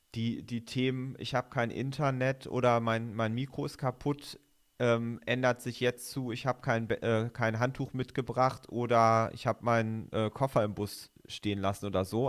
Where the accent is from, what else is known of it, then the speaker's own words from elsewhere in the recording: North Rhine-Westphalia, Germany; also born or lived in Bremen; now in Göttingen, Germany; ich komme ja auch aus Ostwestfalen, also wir sind ja sozusagen zwei NRWler